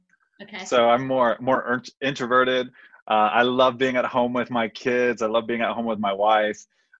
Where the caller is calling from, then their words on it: Colorado Springs, Colorado, United States; I'm here in beautiful Colorado Springs, Colorado.